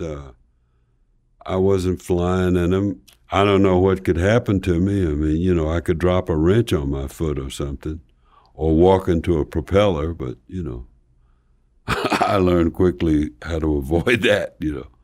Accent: Slab Fork, West Virginia, United States; moved away; I'm from Slab Fork, West Virginia

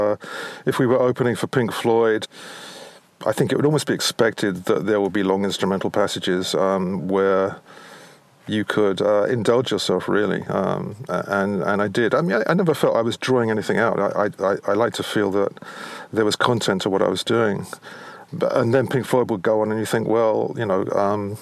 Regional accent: London, United Kingdom; growing up in London

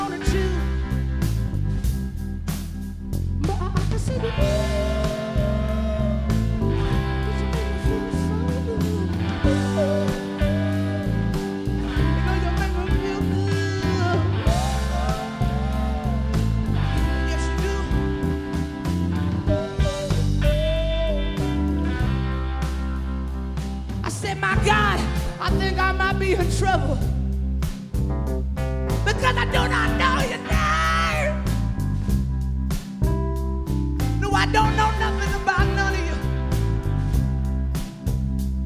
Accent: Alabama, United States; I came from Alabama empty-handed

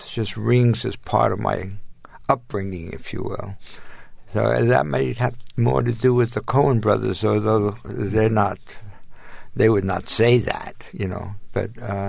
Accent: New York, United States; moved away; also born or lived in Los Angeles; I'm from New York. New York Jew who'd been into Zen for a long time

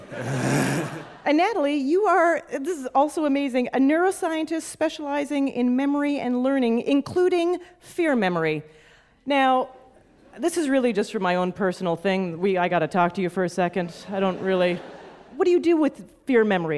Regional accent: Canada; as a Canadian

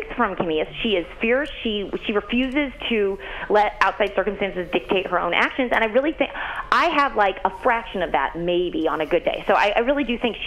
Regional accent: St. Louis, Missouri, United States; I'm from St. Louis, so that's the Midwest

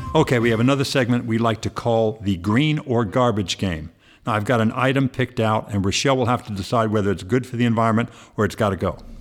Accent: Ireland; I'm from the old sod. I'm from Ireland

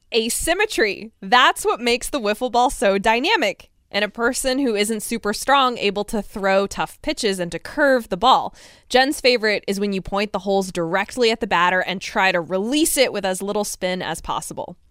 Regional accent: Connecticut, United States; my home state of Connecticut

